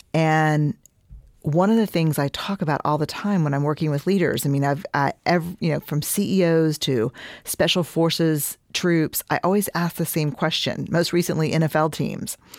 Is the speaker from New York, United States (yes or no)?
no; Houston, Texas, United States; I'm from Houston